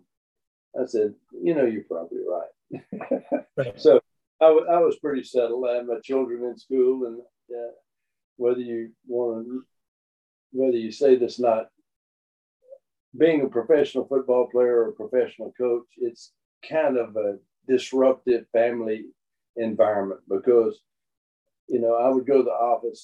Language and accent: English; North Louisiana, United States; also born or lived in Ruston, Louisiana; growing up in North Louisiana